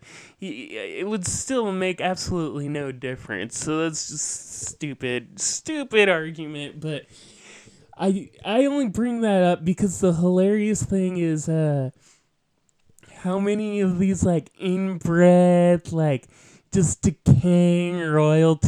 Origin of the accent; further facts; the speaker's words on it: West Coast, United States; moved away as an adult; growing up on the West Coast